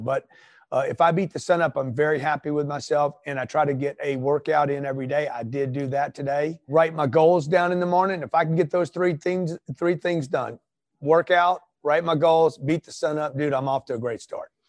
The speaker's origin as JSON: {"language": "English", "town": "Los Angeles", "region": "California", "country": "United States", "moved": "as an adult", "lives_now": "Pueblo, United States", "said": "I'm from Los Angeles. I'm moving my family to Pueblo"}